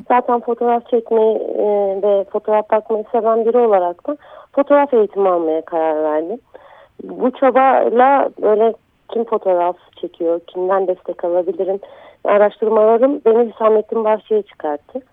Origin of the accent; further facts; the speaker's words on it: Tunceli Province, Turkey; moved away; also born or lived in Diyarbakır; Ben e, Dersimliyim ve Diyarbakır'da yaşıyordum